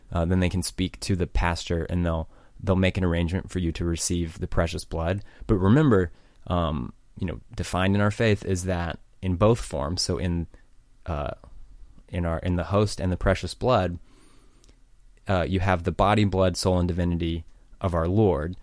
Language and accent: English; United States; I'm from America